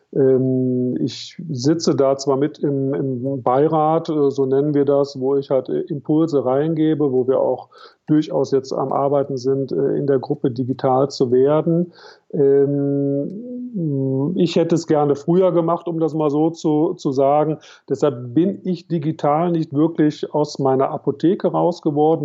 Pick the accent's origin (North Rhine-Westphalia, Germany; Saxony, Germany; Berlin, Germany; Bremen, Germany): North Rhine-Westphalia, Germany; Cologne; Ich komme, komme aus Köln